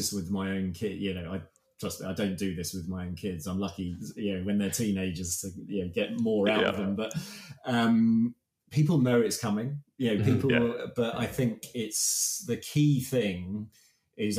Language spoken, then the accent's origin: English; United Kingdom; we're so British